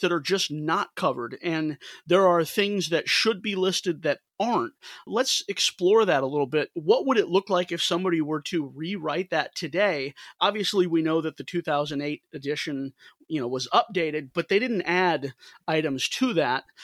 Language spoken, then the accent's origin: English; St. Louis, Missouri, United States; I'm from Saint Louis